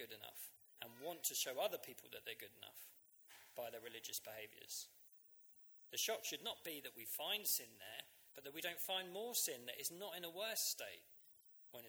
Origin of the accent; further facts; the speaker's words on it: Uckfield, South East England, United Kingdom; My hometown, Uckfield